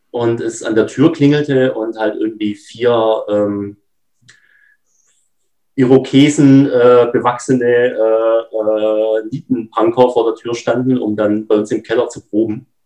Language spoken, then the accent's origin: German; Baden-Württemberg, Germany; now in North Rhine-Westphalia, Germany; Also hier in Nordrhein-Westfalen fragen mich immer alle, ob ich irgendwo aus dem Osten komme. Aber nein, ich bin aus der Nähe von Stuttgart und ähm, bin da aufgewachsen.